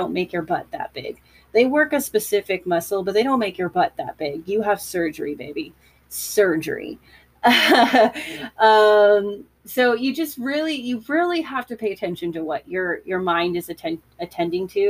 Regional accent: United States; being an American

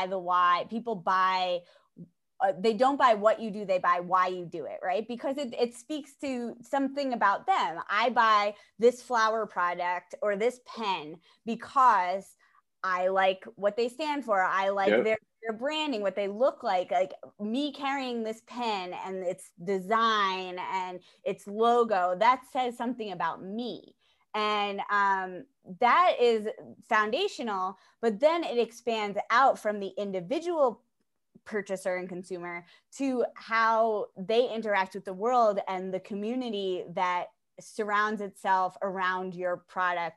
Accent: Pelham, New York, United States; also born or lived in Wildwood, New Jersey; I'm from New York. I'm downstate, okay. Just outside the city

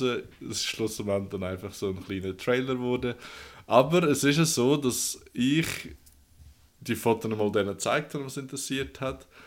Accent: Switzerland; I'm from Switzerland

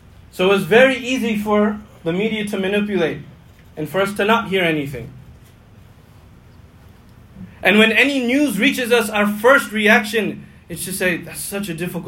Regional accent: United States; as an American.

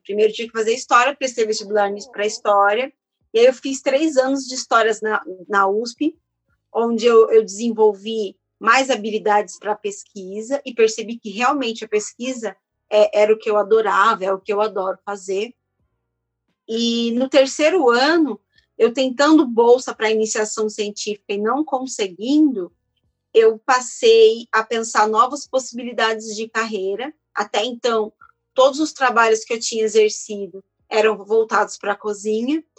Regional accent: São Paulo, Brazil; also born or lived in Feira de Santana, Bahia; sou baiana, mas eu fui criada aqui em São Paulo

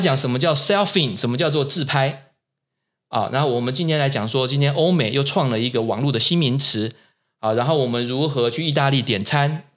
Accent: Taiwan; 我们台湾人自己是谁

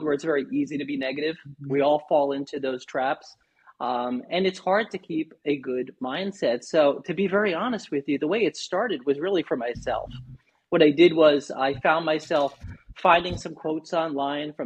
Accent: New York, United States; moved away as an adult; now in Naples, United States; born and raised in New York. In 2008, my family and I relocated down to beautiful Southwest Florida, right in the Naples area

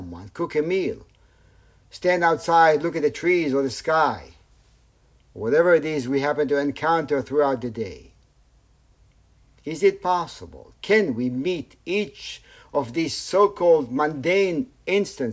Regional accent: Tel Aviv, Tel Aviv District, Israel; I grew up in Tel Aviv

